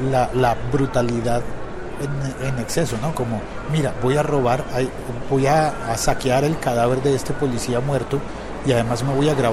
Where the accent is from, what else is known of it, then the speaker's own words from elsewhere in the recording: Colombia; pasa en mi país, pasa en Colombia.